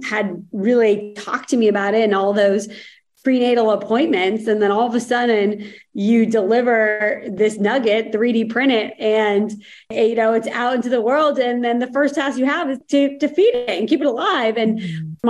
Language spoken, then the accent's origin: English; Boston, Massachusetts, United States; moved away; my background was growing up outside of Boston. So a Boston girl at heart